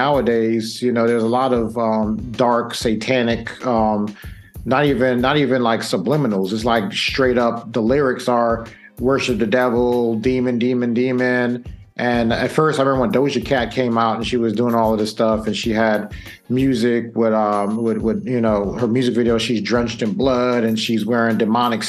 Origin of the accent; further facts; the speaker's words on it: New York, United States; growing up in New York